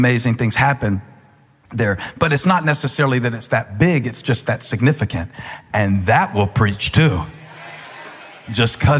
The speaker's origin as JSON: {"language": "English", "town": "Moncks Corner", "region": "South Carolina", "country": "United States", "tie": "born or raised there", "moved": "yes", "said": "I grew up in South Carolina"}